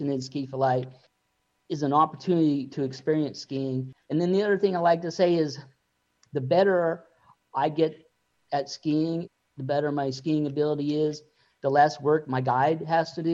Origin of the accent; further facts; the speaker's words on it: Juneau, Alaska, United States; I grew up in Juneau, Alaska, which is in Southeast Alaska.